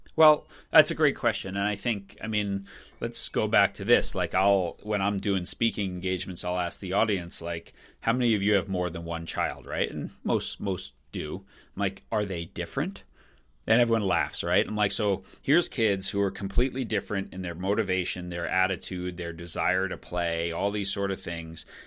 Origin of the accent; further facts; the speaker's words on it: Long Island, New York, United States; moved away; also born or lived in Michigan; I grew up on Long Island